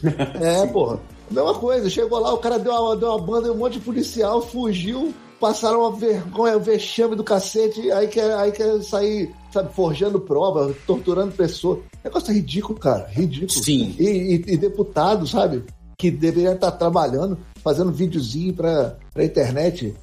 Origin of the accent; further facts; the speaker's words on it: Brazil; eu sou brasileiro